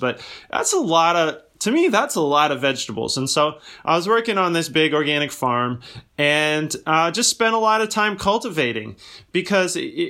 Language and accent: English; Virginia, United States; In fact, I grew up in suburbia in Northern Virginia, not too far outside of Washington, D.C.